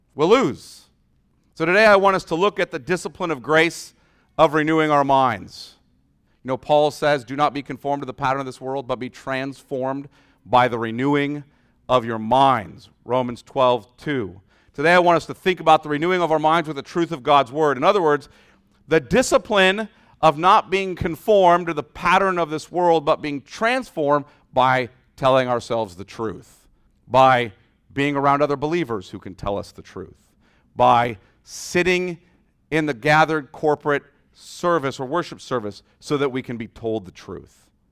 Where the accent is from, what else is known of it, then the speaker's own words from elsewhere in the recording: United States; our experience as American Christians